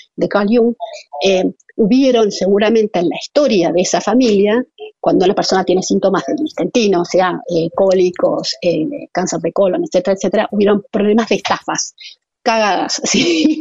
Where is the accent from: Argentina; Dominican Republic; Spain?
Argentina